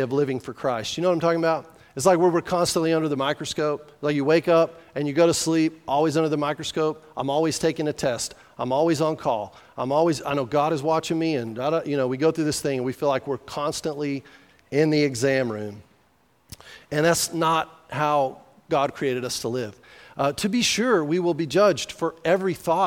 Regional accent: New Mexico, United States; I was from New Mexico.

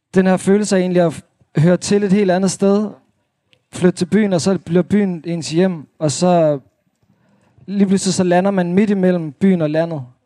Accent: Svendborg, Southern Denmark, Denmark; moved away as an adult; also born or lived in Holstebro / Thyholm / Aarhus; now in Copenhagen, Denmark; så er jeg vokset op i Svendborg øh, på Sydfyn

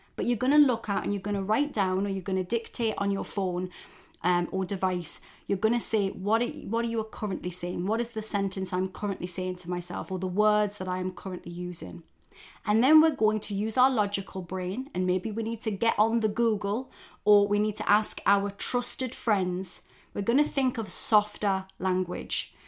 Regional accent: Geordie, North East England, United Kingdom; accent: Geordie; my fellow Geordies for those outside of the U K. That's somebody from the northeast of England. And we have our own dialect

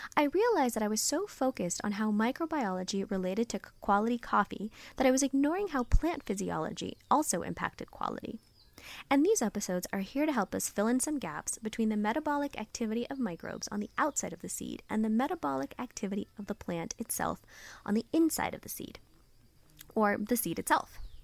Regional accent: San Francisco, California, United States; Growing up in America, in San Francisco

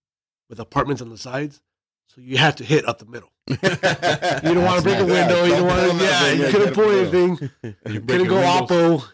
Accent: Culver City, California, United States; also born or lived in San Fernando Valley; I didn't start playing Little League until I was 12. Until we moved to the Valley. I grew up in Culver City.

